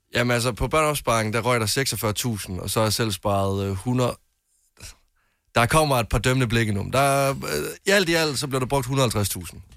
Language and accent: Danish; Varde, Southern Denmark, Denmark; now in Copenhagen, Denmark; jeg øh, kommer oprindeligt fra Varde i Vestjylland, og der sker ikke så mange ting hjemme i Varde